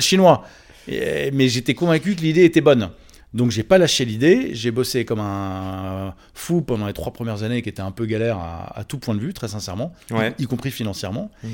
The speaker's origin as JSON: {"language": "French", "town": "Neuilly-sur-Seine", "region": "Île-de-France", "country": "France", "tie": "born or raised there", "said": "je suis né à Neuilly-sur-Seine"}